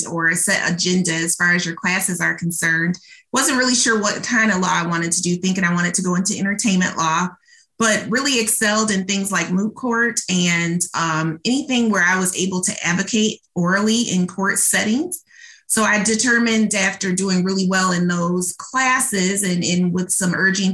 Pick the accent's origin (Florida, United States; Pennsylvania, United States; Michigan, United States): Michigan, United States; Muskegon; also born or lived in Detroit, Michigan; I was born and raised in Muskegon, Michigan